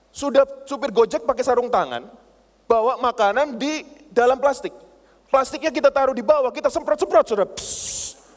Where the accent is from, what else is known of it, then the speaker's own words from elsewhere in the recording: Surabaya, East Java, Indonesia; Saya berani orangnya itu berani. Saya ini orang Surabaya, bondo nekat saudara.